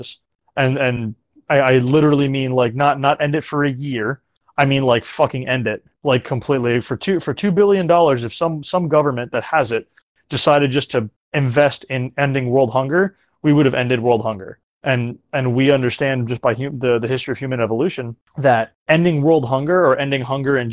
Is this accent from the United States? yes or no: yes; Florida, United States; growing up in Florida where the rocket launches happen out of Cape Canaveral